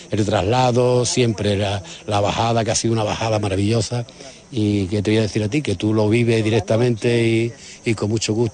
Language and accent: Spanish; Huelva, Andalusia, Spain; soy de Huelva y nacido, criado, enzolerado y, orgullosísimo.